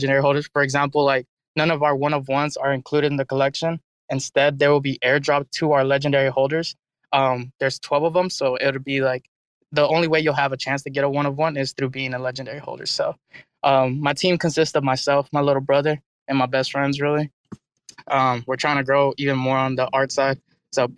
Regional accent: Dallas, Texas, United States; I'm from Dallas, Texas.

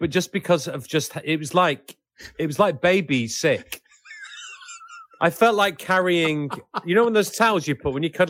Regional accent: England, United Kingdom; but certainly in terms of the, you know, being being English, I I'm, I do not necessarily feel proud of being English.

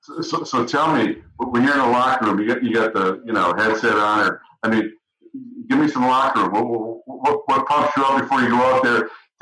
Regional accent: British Columbia, Canada; moved away; also born or lived in West Bloomfield, Michigan; I grew up in British Columbia, so I played in the BC Junior Hockey League

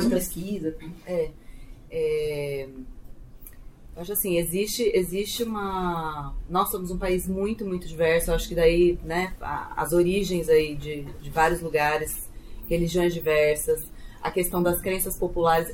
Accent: Southeast, Brazil; nascida e criada no Sudeste, então eu não sou nordestina

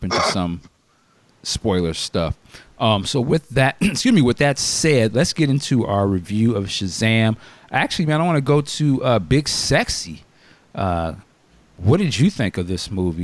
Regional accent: United States; also born or lived in West Coast; I'm American

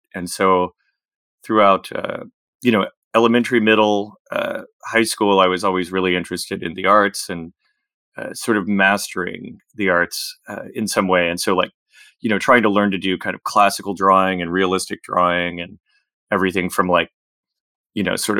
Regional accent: Virginia, United States; I grew up kind of in the Shenandoah Valley, between Winchester, Virginia, and Front Royal, Virginia, on a farm there, a small farm.

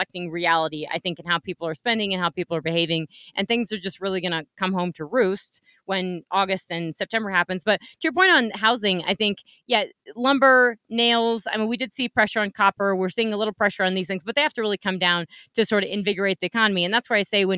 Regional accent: Black Hills, Wyoming, United States; I spent a lot of time growing up in the Black Hills in Wyoming.

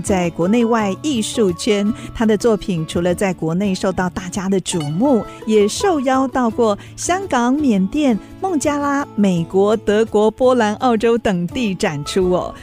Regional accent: Nan'ao, Yilan County, Taiwan; 三十年前刚踏入广播，我曾经拿过录音机到我们南澳部落采访

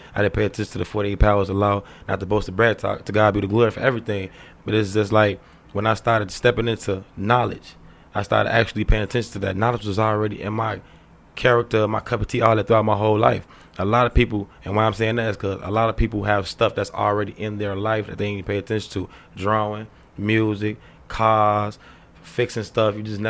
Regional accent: Chicago, Illinois, United States; I've been in the streets all my life. I'm from Roseland area, the hundreds.

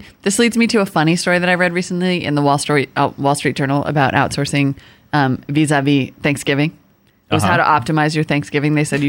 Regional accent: United States; accent: rural; I am from rural America, and you're going to mock my rural accent?

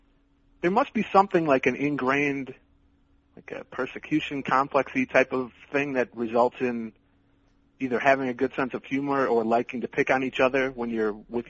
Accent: St. Paul, Minnesota, United States; I grew up in St. Paul, which is, you know, not a bad neighborhood or anything

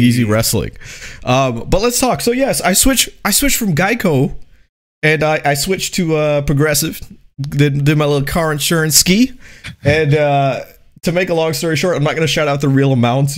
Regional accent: United States; I would consider myself a, an American

